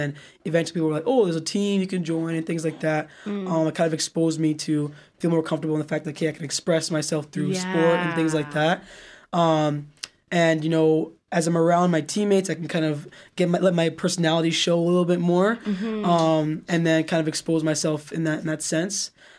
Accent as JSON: {"language": "English", "country": "United Kingdom", "accent": "British", "said": "So like, you know, so I would use my British accent, but I remember like going to bed, like thinking, oh, like if we're staying here, my accent is going to change."}